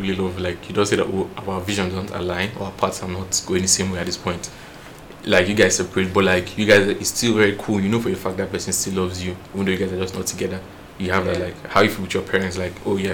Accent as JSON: {"language": "English", "country": "Nigeria", "said": "As a Nigerian"}